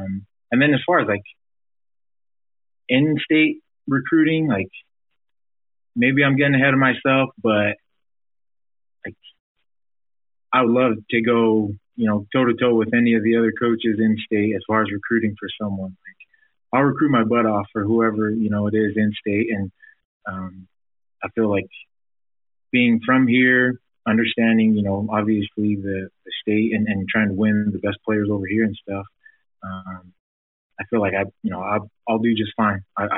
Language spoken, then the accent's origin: English; Provo, Utah, United States; born or raised there